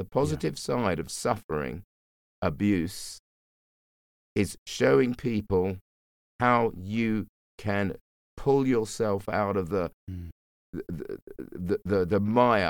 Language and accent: English; London, United Kingdom; I grew up in the bush.